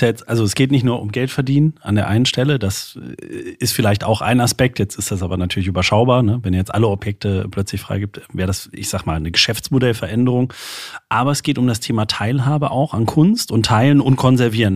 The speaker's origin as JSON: {"language": "German", "region": "Saarland", "country": "Germany", "tie": "born or raised there", "moved": "yes", "said": "hat es mich in meine alte Heimat verschlagen, das Saarland"}